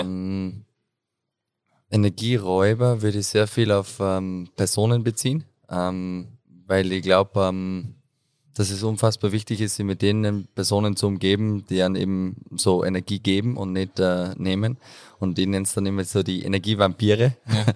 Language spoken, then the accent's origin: German; Unterach am Attersee, Upper Austria, Austria; moved away as an adult; also born or lived in Enns / Amstetten / Vienna / Klagenfurt; komme aus Unterach am Attersee. Ich nenne es immer so den äh, schönsten Ort der Welt.